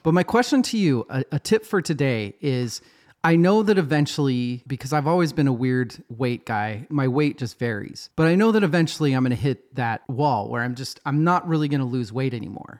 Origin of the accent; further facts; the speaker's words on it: United States; we're American